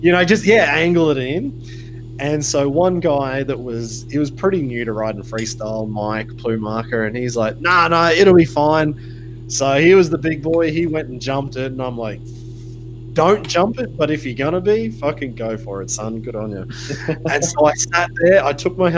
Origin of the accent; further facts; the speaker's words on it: Australia; now in Germany; as an Australian